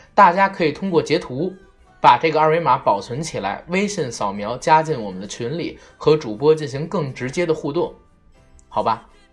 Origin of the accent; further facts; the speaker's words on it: Beijing, China; 我这一代的人叫新北京人，我们是 成长在八十年代末，九十年代初